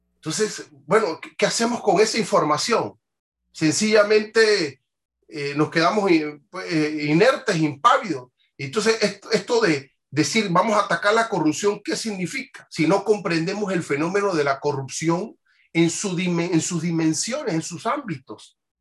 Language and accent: Spanish; Panama